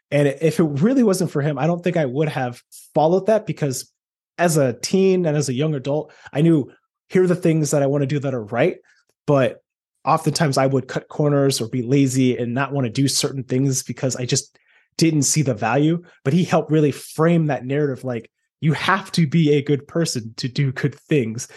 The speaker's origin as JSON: {"language": "English", "town": "Detroit", "region": "Michigan", "country": "United States", "tie": "born or raised there", "said": "I was born in Michigan."}